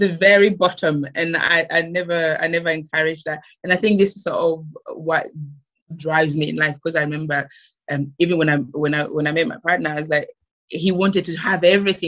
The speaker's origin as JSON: {"language": "English", "country": "Malawi", "tie": "born or raised there", "moved": "as an adult", "lives_now": "United Kingdom", "said": "growing up in Malawi, it was good."}